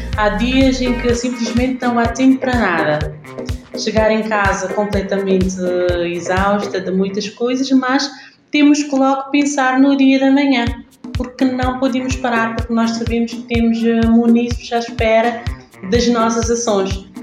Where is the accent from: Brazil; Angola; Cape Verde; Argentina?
Cape Verde; Ribeira dos Bodes, Santo Antão; moved away as an adult; also born or lived in Portugal / Netherlands; sou da Ribeira dos Bodes, interior